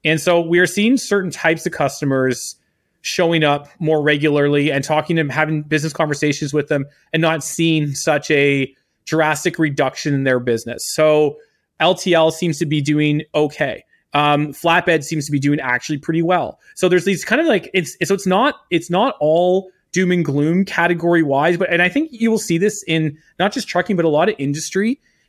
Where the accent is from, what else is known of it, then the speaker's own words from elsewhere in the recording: Canada; I'm Canadian, and look, I've been accused of worse, but I'm not a communist either.